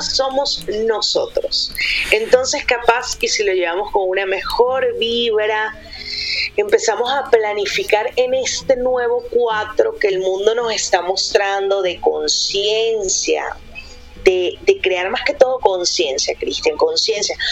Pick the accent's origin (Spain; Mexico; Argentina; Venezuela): Venezuela; also born or lived in Santiago, Chile; now in Medellín, Colombia; soy venezolana, eh, viví cuatro años en Santiago, amo Chile, me siento chilena